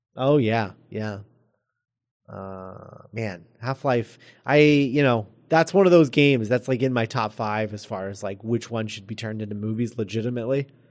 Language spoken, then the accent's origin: English; United States; being Americans